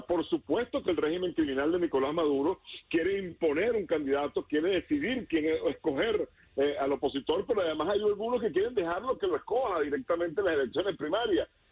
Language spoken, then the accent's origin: Spanish; Venezuela; yo como venezolano